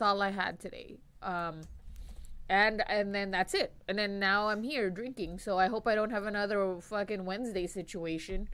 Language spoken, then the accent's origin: English; Long Beach, California, United States; I grew up on the west side of Long Beach